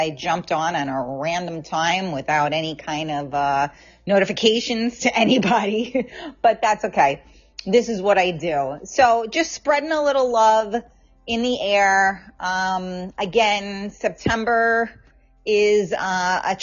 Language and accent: English; New York City, New York, United States; I'm from the Bronx